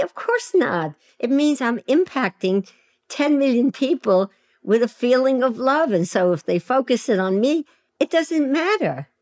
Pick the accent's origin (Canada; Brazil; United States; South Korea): United States; New York City, New York; in Williamsburg, Brooklyn, which is now a very swanky, ge-, gentrified neighborhood. But when I was there, it was a low-income housing project where all immigrants lived, and my parents were immigrants, and that's where I lived, and that's where I grew up.